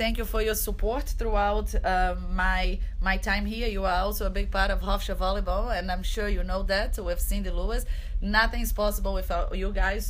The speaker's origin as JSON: {"language": "English", "country": "Brazil", "lives_now": "United States", "said": "Okay, so favorite food on my home country in Brazil."}